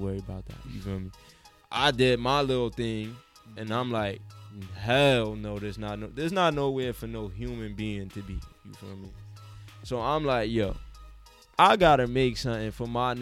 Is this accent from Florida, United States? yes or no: no; New York City, New York, United States; I'm from the Ville